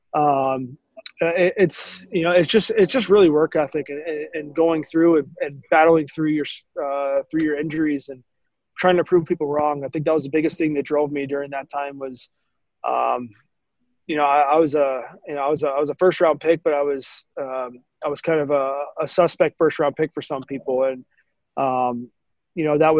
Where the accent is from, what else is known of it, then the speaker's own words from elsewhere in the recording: Dallas, Texas, United States; growing up, you know, in Dallas